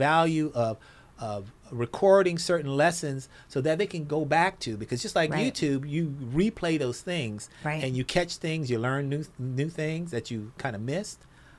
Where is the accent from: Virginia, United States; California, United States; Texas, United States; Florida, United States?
California, United States; Los Angeles; I'm old school from South Central Los Angeles, so it's not Mister, it's Mista.